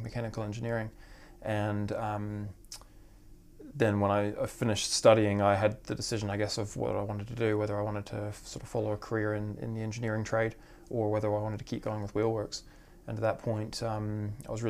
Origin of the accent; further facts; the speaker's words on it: Vancouver Island, British Columbia, Canada; moved away as an adult; also born or lived in South of England; now in Wellington, New Zealand; I was born in Vancouver and grew up on Vancouver Island